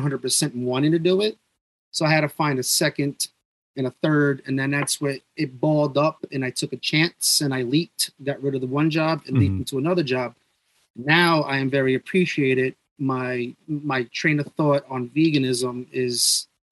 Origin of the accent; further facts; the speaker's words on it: New York, United States; I'm from New York